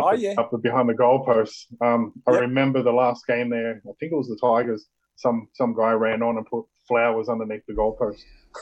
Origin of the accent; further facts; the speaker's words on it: Queanbeyan, New South Wales, Australia; now in Brisbane, Australia; I'm born and bred in Queanbeyan. I was born in 81